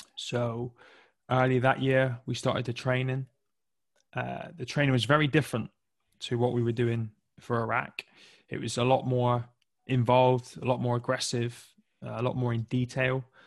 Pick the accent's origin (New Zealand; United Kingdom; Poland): United Kingdom; Plymouth, South West England; I grew up in the southwest of England, uh, in a county called Devon, in a little city called Plymouth